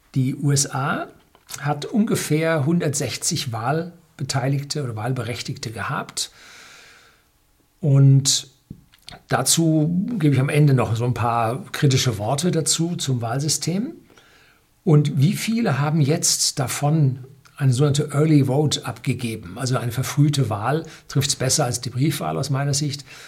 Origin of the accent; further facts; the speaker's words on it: Bavaria, Germany; Bei uns in Bayern